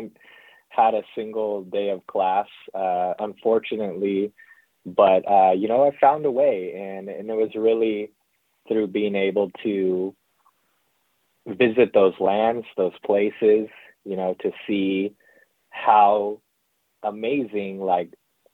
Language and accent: English; central South Dakota, United States; now in Northern California, United States; I am Lakota from the Kulichash Oyate in really central South Dakota. Grew up there. I lived there for most of my life.